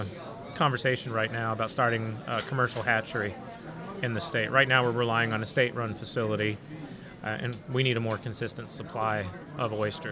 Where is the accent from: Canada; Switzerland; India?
Canada; also born or lived in Montreal, Canada / Toronto, Canada / Grand Isle, Louisiana; now in Louisiana, United States; I grew up in Montreal and Toronto